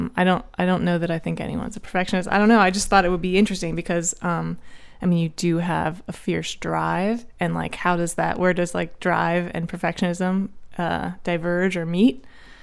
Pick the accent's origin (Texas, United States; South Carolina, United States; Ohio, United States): Ohio, United States; moved away as an adult; she's a friend from Ohio. We're not in the same high school